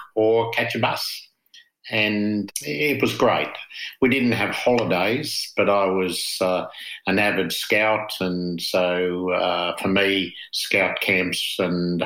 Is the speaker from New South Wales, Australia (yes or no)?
no; Hobart, Tasmania, Australia; moved away as an adult; also born or lived in Canberra / Bishkek, Kyrgyzstan; now in Jervis Bay, Australia; I grew up on the other side of the river in a place called Belrive.